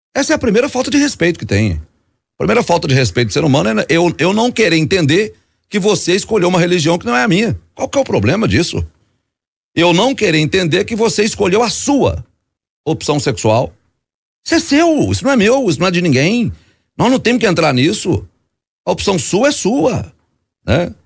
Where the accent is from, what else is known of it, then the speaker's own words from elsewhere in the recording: Belo Horizonte, Minas Gerais, Brazil; lá eu nasci no, na Concórdia, no, é, que é um dos bairros tradicionais de Belo Horizonte